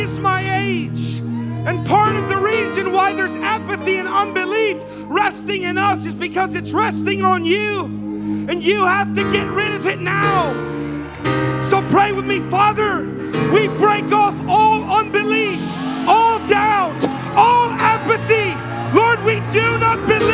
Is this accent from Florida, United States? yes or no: yes; South Florida, United States; moved away as an adult; now in Baldwin County, Alabama, United States; I'm from South Florida